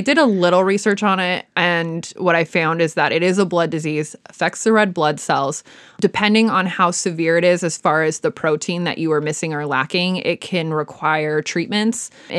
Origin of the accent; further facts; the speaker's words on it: Midwest, United States; accent: Midwestern; All of a sudden, the Midwest in me kicks in. I've never actually lived there, but it kicks in.